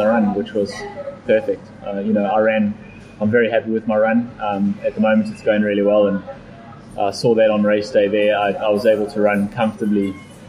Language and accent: English; South Africa; I am from South Africa and from a hot environment, so I handle the heat pretty well